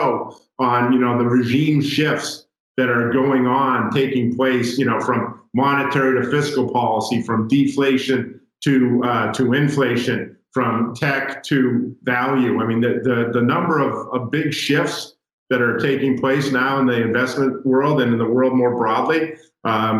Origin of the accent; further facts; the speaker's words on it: United States; as an American